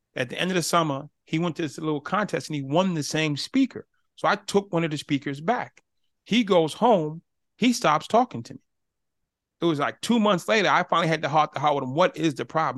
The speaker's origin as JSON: {"language": "English", "town": "Boston", "region": "Massachusetts", "country": "United States", "said": "I'm from Boston"}